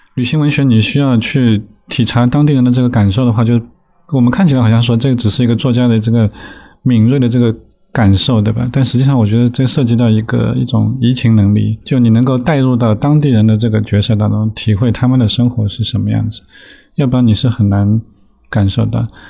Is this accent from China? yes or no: yes; Shanghai, China; 我小时候是在 在上海郊区的崇明岛长大，那直到十八岁，其实几乎就没有离开过这个小岛